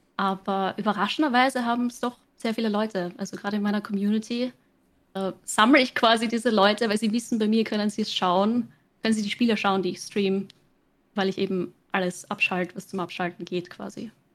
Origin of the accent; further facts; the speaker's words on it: Austria; accent: Austrian; Ich streame auf Englisch, ich komme aus Österreich